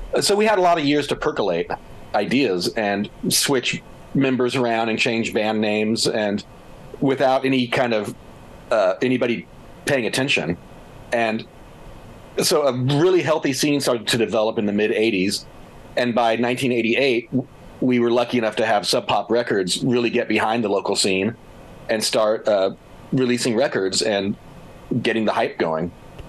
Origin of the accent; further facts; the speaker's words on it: Texas, United States; so I spent a lot of time in Texas, and I have a real soft spot for Texas still. My passport says I'm from Texas, so dang it, I'm a Texan.